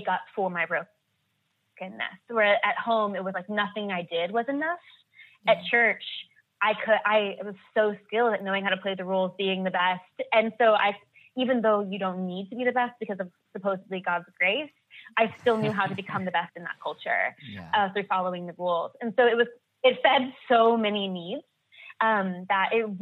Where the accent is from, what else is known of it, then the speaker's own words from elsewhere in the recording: United States; growing up in America